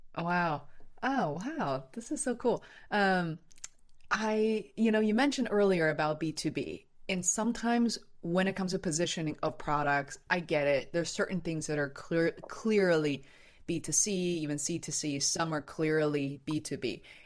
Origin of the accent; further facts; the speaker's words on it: Beijing, China; now in Boston, United States; I'm originally from Beijing and I'm now based in Boston.